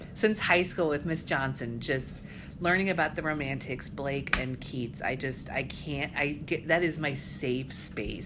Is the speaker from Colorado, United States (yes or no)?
yes; Colorado, United States; moved away as an adult; also born or lived in Fort Dodge, Iowa / Maine; now in Iowa, United States; But we moved when I was just a, a little kid. I was probably nine. We moved out to Colorado, which really is where I kind of see my home is Colorado. I grew up there.